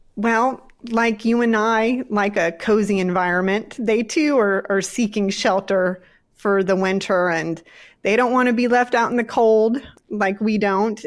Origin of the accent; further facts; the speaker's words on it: East Coast of Virginia, United States; moved away as an adult; also born or lived in Blacksburg, Virginia / Galax/Hillsville area, Virginia / Colorado; now in Alabama, United States; I'm a Virginian. I grew up on the East Coast of Virginia, where Jamestown, Yorktown, Williamsburg area is